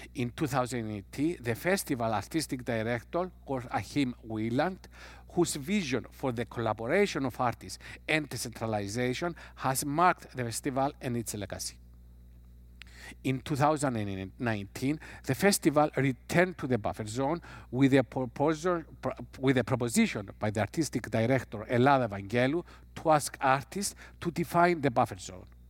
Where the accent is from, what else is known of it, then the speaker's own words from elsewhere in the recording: Cyprus; I'm coming from Cyprus